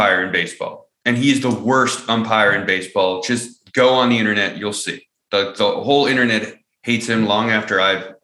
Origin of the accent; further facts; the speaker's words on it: California, United States; moved away; I'm from California